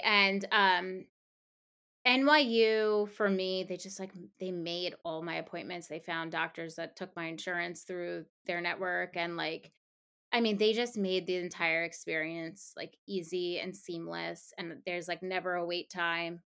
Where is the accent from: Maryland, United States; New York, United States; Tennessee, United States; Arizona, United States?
New York, United States; Long Island; now in New York City, United States; I grew up on Long Island